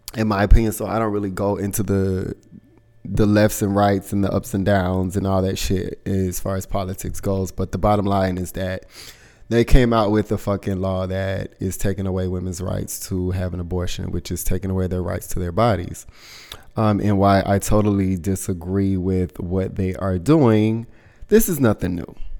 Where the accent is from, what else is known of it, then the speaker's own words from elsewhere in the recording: the South, United States; moved away; I'm from the South